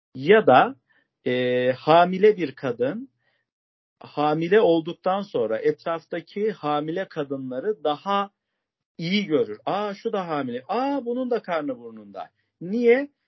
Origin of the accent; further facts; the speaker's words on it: Bayburt, Turkey; now in Istanbul, Turkey; Bayburtluyum kardeşlerim. İstanbul'da mukimim